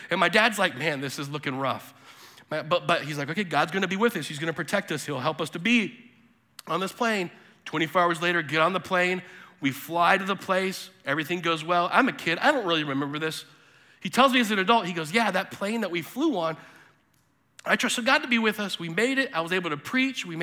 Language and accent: English; Bolivia; also born or lived in South America; I was born in 1980 in Bolivia and lived in South America in the 80s and 90s.